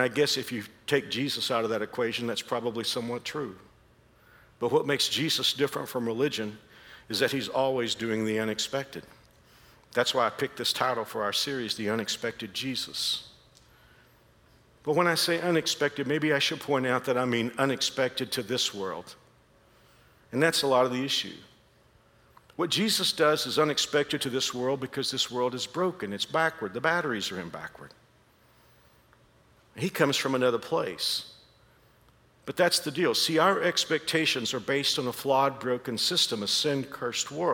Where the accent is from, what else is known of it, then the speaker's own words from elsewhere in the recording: Dallas-Fort Worth area of Texas, United States; accent: Texas; moved away as an adult; now in Kansas, United States; I've been in Kansas for 36 years, but I'm not from here. I'm from the Dallas-Fort Worth area of Texas. And I think like a Kansan now, but I can't keep my hometown out of it. I can't get rid of the Texas accent